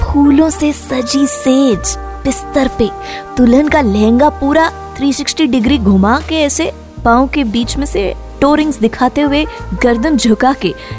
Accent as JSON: {"language": "Hindi", "country": "India", "said": "हम लोग जहाँ से हैं जिस पार्ट ऑफ द वर्ल्ड से हम लोग हैं हम हिंदुस्तानी लोगों को"}